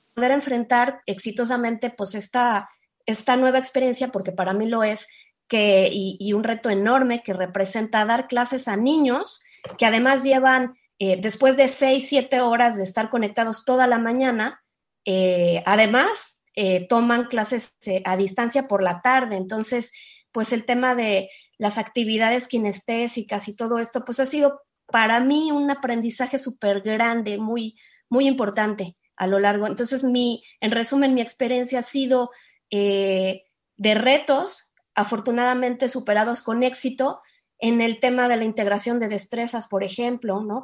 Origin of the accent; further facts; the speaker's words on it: Mexico; Yo estoy en México, yo soy mexicana